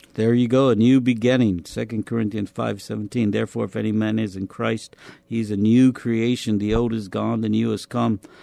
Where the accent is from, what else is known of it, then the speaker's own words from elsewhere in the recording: Albuquerque, New Mexico, United States; moved away as an adult; also born or lived in El Paso, Texas; now in San Antonio, United States; I was born in El Paso, Texas, but I was actually adopted as a baby and grew up in Albuquerque, New Mexico